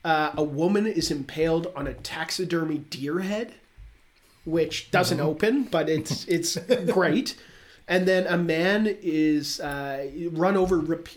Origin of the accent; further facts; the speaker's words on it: Canada; As a Canadian, I think we have to.